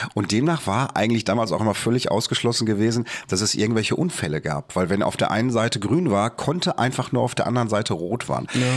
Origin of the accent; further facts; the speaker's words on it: Bochum, North Rhine-Westphalia, Germany; hier bei uns in Bochum